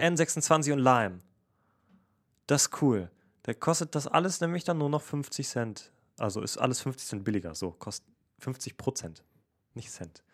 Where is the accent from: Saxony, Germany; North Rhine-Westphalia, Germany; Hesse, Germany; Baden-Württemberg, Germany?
North Rhine-Westphalia, Germany; Essen; ich komme aus Essen